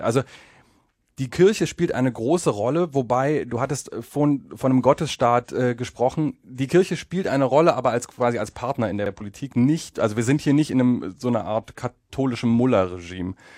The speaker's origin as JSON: {"language": "German", "country": "Germany", "moved": "as an adult", "lives_now": "Poland", "said": "ich komme aus Deutschland"}